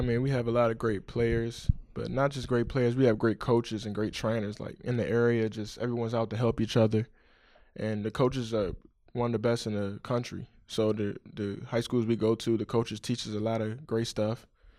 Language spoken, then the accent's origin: English; Maryland, United States; also born or lived in Washington, D.C.; I was born in Washington, D.C., but actually I grew up in Maryland, PG County, Maryland.